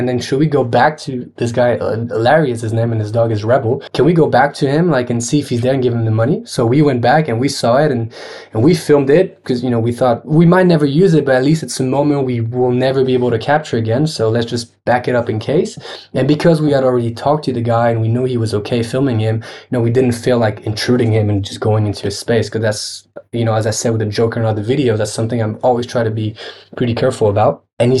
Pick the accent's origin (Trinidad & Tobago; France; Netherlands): France; one of the biggest networks of artists that I grew up with in France watching